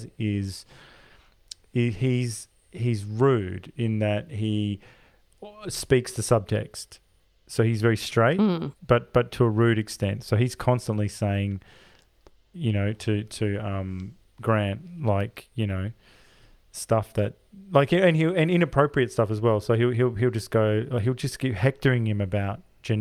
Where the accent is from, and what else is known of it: Australia